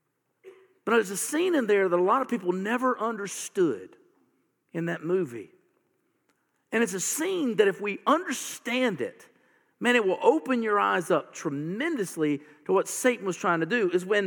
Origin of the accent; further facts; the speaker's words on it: the South, United States; You know what? I'm a Southerner, and I have never owned a gun.